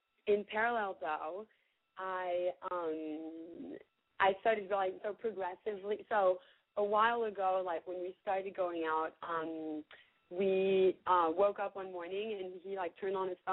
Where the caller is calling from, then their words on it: Mississippi, United States; I'm calling from the middle of nowhere in Mississippi. Don't ask me why. I have no idea why. I am 22.